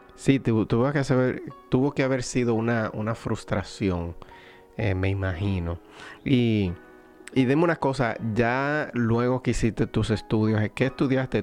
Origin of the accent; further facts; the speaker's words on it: Dominican Republic; como diríamos dominicana